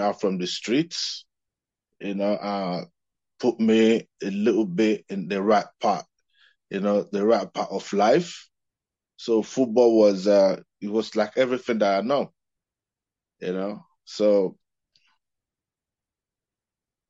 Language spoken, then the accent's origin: English; Nigeria; I'm from Nigeria, of course, you know that. And growing up, we looked up to the players like Rashidi Yekini